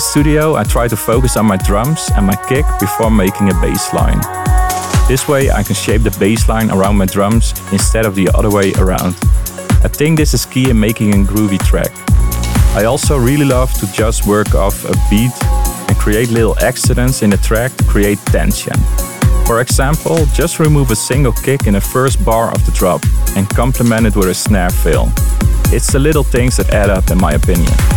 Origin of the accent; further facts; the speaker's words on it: Leeuwarden, Friesland, Netherlands; born and raised in Leeuwarden, the Netherlands.